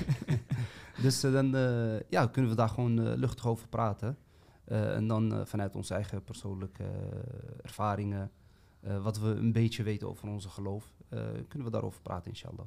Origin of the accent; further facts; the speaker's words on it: Amsterdam, North Holland, Netherlands; now in Eindhoven, Netherlands; Ik ben 37 jaar, woonachtig in Eindhoven, opgegroeid in Amsterdam. Uh, vandaar ook dus mijn accent